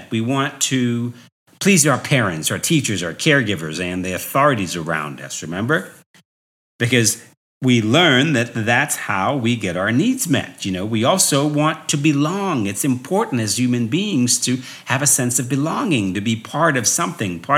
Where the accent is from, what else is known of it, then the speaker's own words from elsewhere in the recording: New York, United States; so growing up in New York, people would always say to me, Wow, you are so articulate.